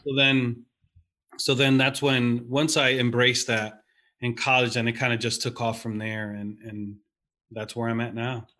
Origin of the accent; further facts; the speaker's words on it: New York, United States; growing up in New York